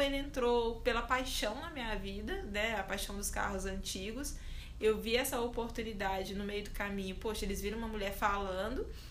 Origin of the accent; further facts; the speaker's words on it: Belo Horizonte, Minas Gerais, Brazil; eu sou de Belo Horizonte